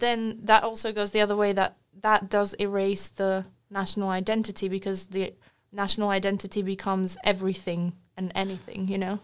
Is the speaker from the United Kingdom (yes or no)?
yes; Wales, United Kingdom; born or raised there; also born or lived in Slovakia